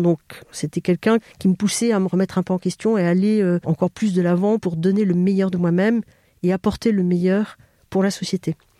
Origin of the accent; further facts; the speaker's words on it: Bordeaux, Nouvelle-Aquitaine, France; moved away; je viens de Bordeaux, qui est ma région d'origine